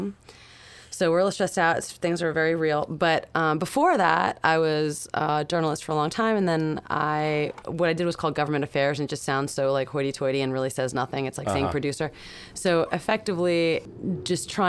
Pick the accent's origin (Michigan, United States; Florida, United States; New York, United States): New York, United States; New York City; also born or lived in Long Island; Queens and Long Island, but mostly Queens.